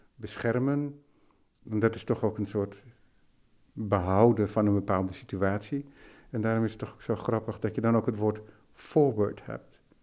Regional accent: West Friesland, North Holland, Netherlands; also born or lived in Amsterdam; ik ben in Amsterdam geboren, maar opgegroeid in West-Friesland, dus Noord-Holland.

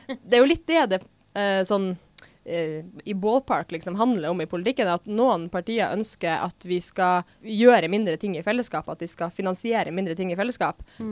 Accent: Finnmark, Norway; Jeg er fra Finnmark

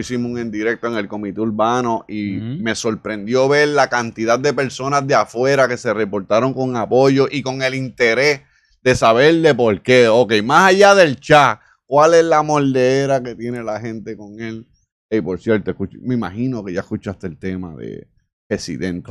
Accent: Isabela, Puerto Rico; moved away; nuestro pueblo, Isabela, de la comunidad donde yo soy, de Mantilla

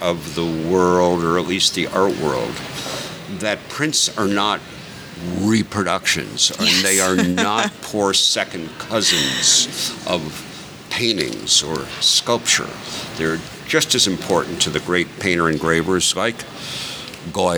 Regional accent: New York, United States; I'm a New Yorker

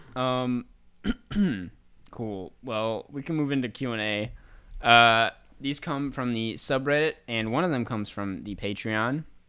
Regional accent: Minnesota, United States; my home state

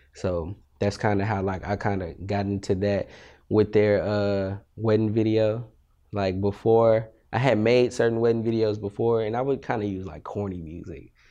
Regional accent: Austin, Texas, United States; also born or lived in Amarillo, Texas / Beaumont, Texas; I'm from Austin. Uh, I was born in Amarillo, Texas, the Panhandle, where it snows in Texas, what I like to say. Um, I moved to Austin when I was probably three. stay there till I was eighteen

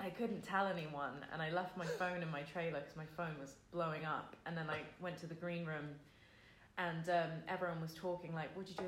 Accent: London, United Kingdom; I'm from London.

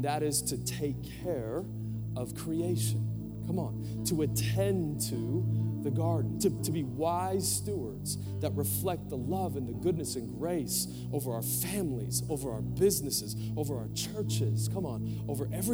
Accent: Portland, United States; moved away; I was born in Portland, and I took her to this house that I grew up

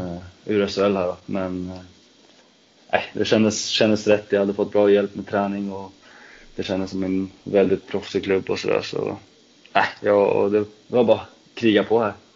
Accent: Trosa, Södermanland, Sweden; moved away; also born or lived in Nyköping; jag kommer från eh, Trosa från första början

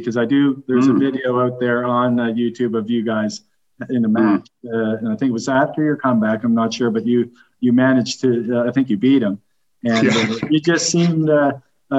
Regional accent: Halifax, Nova Scotia, Canada; I'm from Canada, from Halifax, Nova Scotia

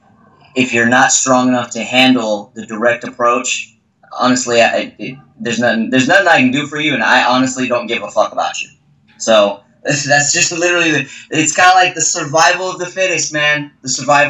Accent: Texas, United States; moved away; I was raised, I'm from Texas originally, and I was raised in a family where we're kind of straightforward

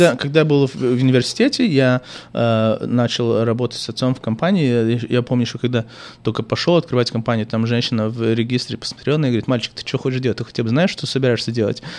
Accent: Chișinău, Moldova; first language Russian; now in United States; родился в Кишиневе и учился в лицей с французским профилем

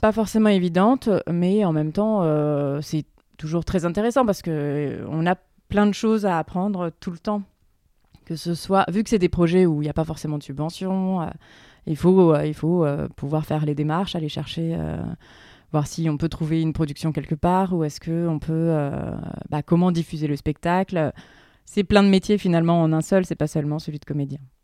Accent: Berry, Centre-Val de Loire, France; moved away; j'ai grandi dans le Berry

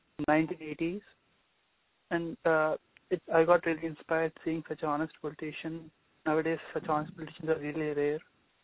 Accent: India; now in United States; I come from India

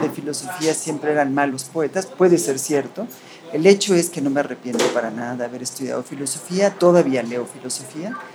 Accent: Mexico; first language en; Spanish is a second language; de los dos países, soy de México y de Estados Unidos. Aprendí, yo creo que aprendí el inglés antes que el español, pues, puesto

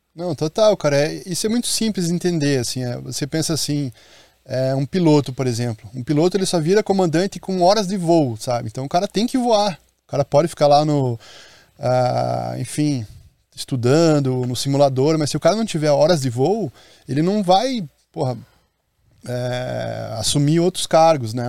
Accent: Curitiba, Paraná, Brazil; now in Maceió, Brazil; Eu sou de Curitiba, moro em Maceió

